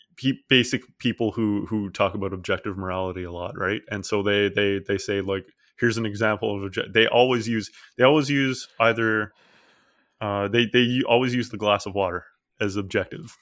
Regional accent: Newfoundland and Labrador, Canada; where I grew up, most people were Anglican, even though, uh, a lot of population of Newfoundland is Catholic, but there's almost no Catholics where I grew up.

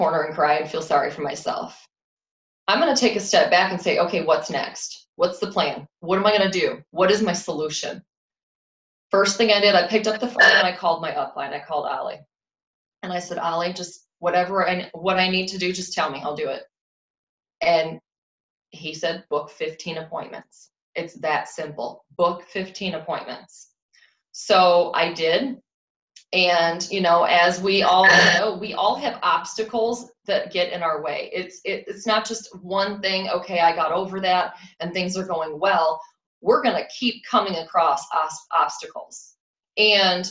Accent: Rockford, Illinois, United States; moved away; I'm from the Rockford, Illinois area originally when I started

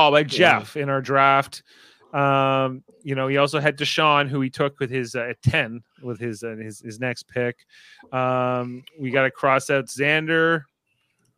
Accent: Canada

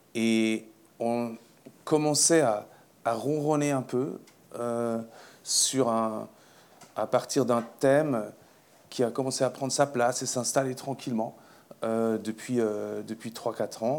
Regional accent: Switzerland; Je suis suisse

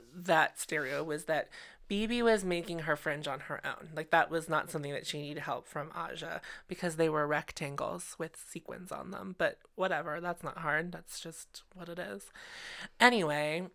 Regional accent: Pittsburgh, Pennsylvania, United States; We are from Pittsburgh

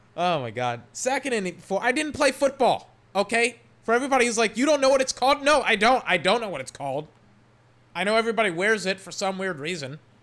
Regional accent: Weir, Texas, United States; also born or lived in Georgetown, Texas; I'm from Georgetown, Texas. Technically, I'm from Weir, Texas. I went to high school at Eastview, Texas.

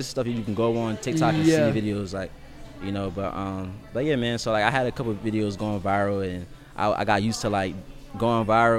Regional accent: Pennsauken, New Jersey, United States; moved away as an adult; also born or lived in North Carolina / South Carolina; so I grew up in Pensauken, New Jersey, and then I migrated to Carolina. So I went from Jersey to North Carolina.

